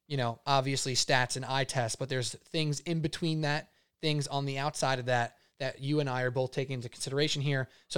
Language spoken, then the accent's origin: English; Staten Island, New York, United States; though I'm from Staten Island, I don't have a very distinct Staten Island flavor.